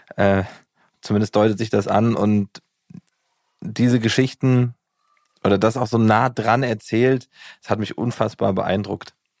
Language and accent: German; Giessen, Hesse, Germany; ich komme ja aus Gießen